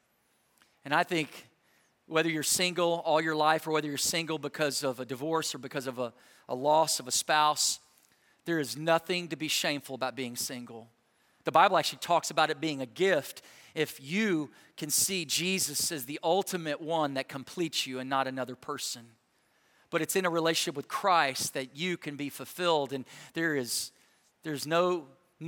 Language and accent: English; Texas, United States; I grew up in Texas